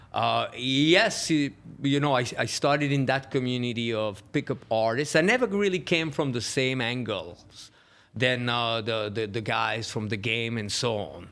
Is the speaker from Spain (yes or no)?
no; Switzerland; moved away; I grew up in Switzerland